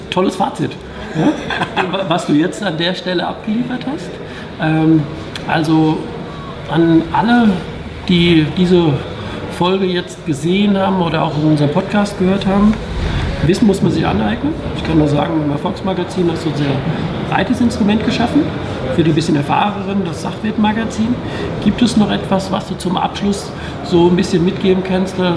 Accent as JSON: {"language": "German", "town": "Mainz", "region": "Rhineland-Palatinate", "country": "Germany", "tie": "born or raised there", "said": "Aber wir haben jetzt in, in Mainz vor einiger Zeit, ich weiß das in meiner Heimatstadt, kam jetzt eine Aktie Nasdaq raus, die Biontech."}